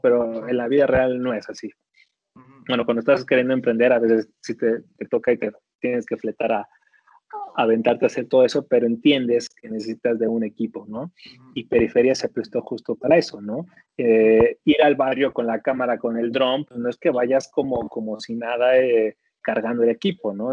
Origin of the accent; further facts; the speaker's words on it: Ecatepec de Morelos, State of Mexico, Mexico; moved away; Ciudad Azteca es la colonia donde nací, donde mis papás se conocieron